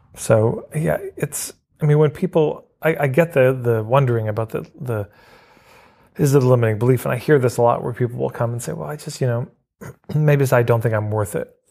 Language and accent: English; Edmonton, Alberta, Canada; I grew up in Edmonton, Alberta.